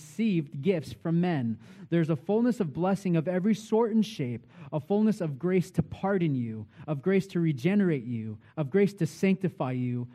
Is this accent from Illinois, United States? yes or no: no; Vancouver, Washington, United States; moved away as an adult; also born or lived in Nashville, Tennessee; now in Boise, United States; I hail from Boise, Idaho. Not originally, though. I'm originally from Vancouver, Washington